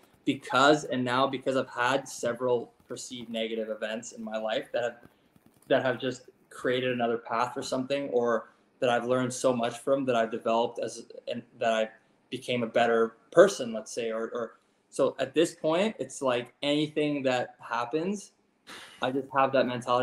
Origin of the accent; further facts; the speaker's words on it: Canada; as a Canadian